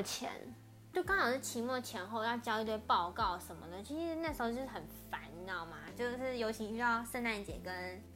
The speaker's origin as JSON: {"language": "Chinese", "region": "Taipei", "country": "Taiwan", "said": "像我是台北人"}